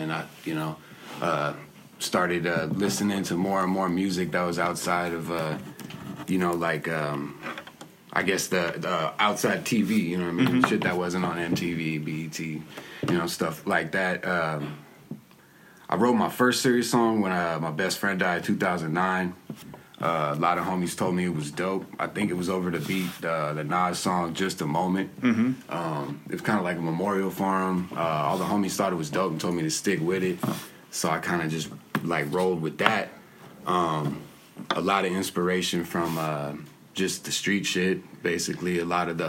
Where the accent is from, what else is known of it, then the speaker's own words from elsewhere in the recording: San Diego, California, United States; I grew up in Encanto for the most part. Mm-hmm. Bounced back and forth between there and Logan, North Park, my whole life.